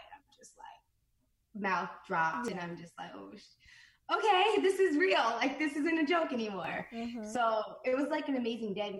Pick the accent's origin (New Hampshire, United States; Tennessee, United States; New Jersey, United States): New Jersey, United States; moved away as an adult; also born or lived in Los Angeles, United States; I'm from New Jersey, so I would like travel into the city by bus